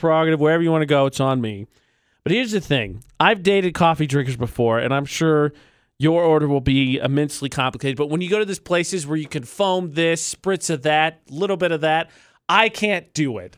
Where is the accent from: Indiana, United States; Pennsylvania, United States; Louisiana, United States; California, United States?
Indiana, United States; I'm from Indiana